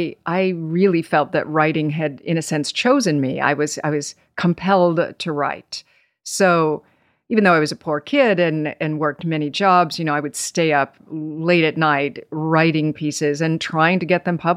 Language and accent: English; Nevada, United States; also born or lived in Boston, Massachusetts; now in New York, United States; I was born in Boston and then spent some years on the West Coast in Nevada and ultimately moved to New York as a young woman when I was 19.